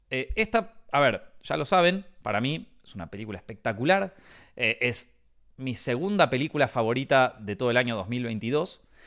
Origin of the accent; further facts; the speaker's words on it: Argentina; como argentino